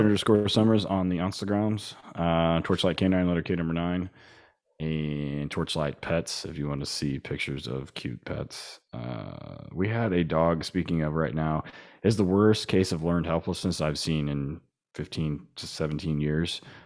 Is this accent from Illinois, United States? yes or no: no; Oklahoma, United States; I'm from Oklahoma